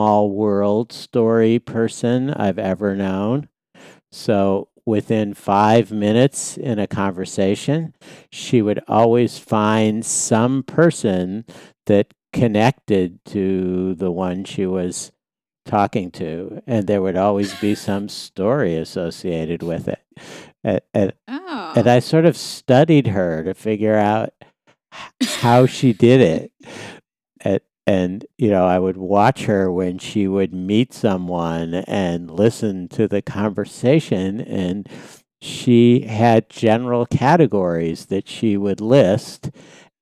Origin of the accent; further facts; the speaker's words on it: Boston, Massachusetts, United States; I'm from Boston